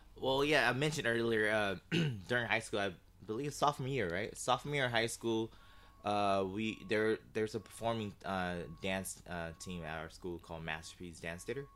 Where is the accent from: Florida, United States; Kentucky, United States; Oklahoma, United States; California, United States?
California, United States; Sacramento; moved away as an adult; now in Los Angeles, United States; originally, uh, born and raised in Sacramento